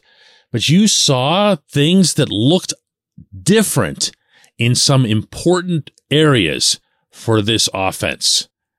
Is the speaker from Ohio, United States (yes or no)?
no; Pittsburgh, Pennsylvania, United States; I'm born and raised in Pittsburgh, but all of my relatives and the rest of the tree, I guess, is on that side of the water.